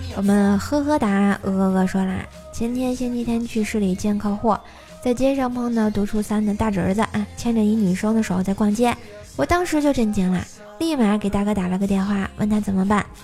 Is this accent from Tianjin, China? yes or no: yes; Tianjin, China; 我们天津人要崛起